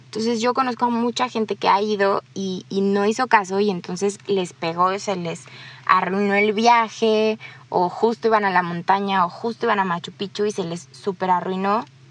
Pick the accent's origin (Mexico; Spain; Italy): Mexico; yo soy de México